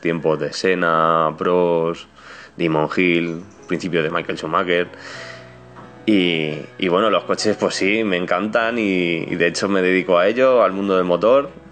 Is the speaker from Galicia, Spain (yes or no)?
no; Leganés, Community of Madrid, Spain; de Madrid, de Leganés